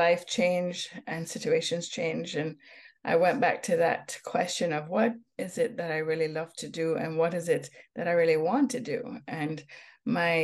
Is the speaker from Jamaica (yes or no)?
yes; Jamaica; also born or lived in Hamilton, Ontario, Canada; now in Canada; growing up in Jamaica, I had wonderful opportunities like picking herbs from gardens, watching mangoes fall from trees.